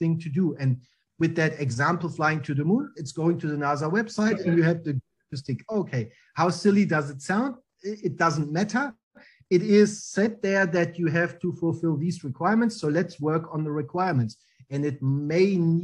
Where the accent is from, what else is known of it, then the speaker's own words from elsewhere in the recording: East Germany, Germany; English is a second language; moved away as an adult; now in Australia; I really like growing up in Germany, in East Germany, because the wall was still there